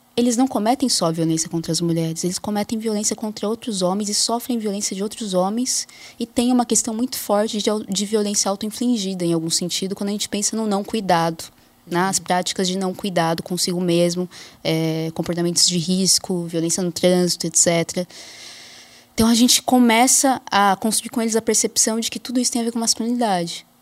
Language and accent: Portuguese; Jundiaí, São Paulo, Brazil; also born or lived in Osasco / Marília; eu cresci em Jundiaí, no interior de São Paulo